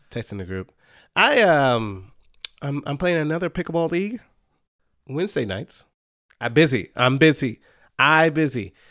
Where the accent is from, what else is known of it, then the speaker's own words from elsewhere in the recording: Dallas, Texas, United States; I grew up in the Dallas area